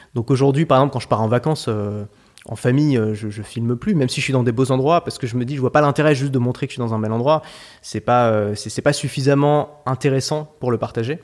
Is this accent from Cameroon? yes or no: no; Paris, Île-de-France, France; J'ai grandi à Paris